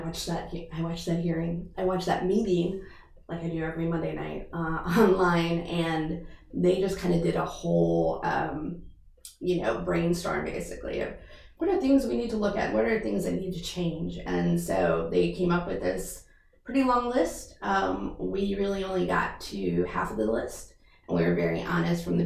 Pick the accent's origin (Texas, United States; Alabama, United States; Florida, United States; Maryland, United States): Maryland, United States; Wheaton; I grew up in Wheaton, Maryland